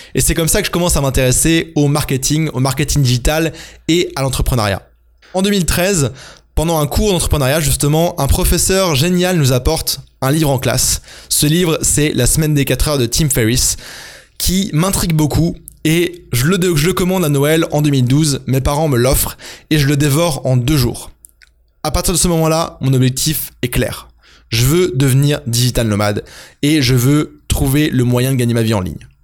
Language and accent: French; France; also born or lived in Germany / England; je suis né en Allemagne en 1992 de parents français qui étaient expatriés, puis on a habité en Angleterre avant de rentrer en France quand j'avais 4 ans. J'ai fait mon parcours à l'école en France